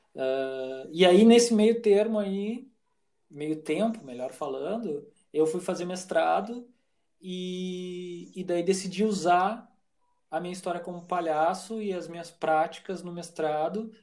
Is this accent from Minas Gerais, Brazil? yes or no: no; Santa Maria, Rio Grande do Sul, Brazil; also born or lived in Porto Alegre; eu nasci em Porto Alegre, mas vim para Santa Maria muito cedo e aqui me criei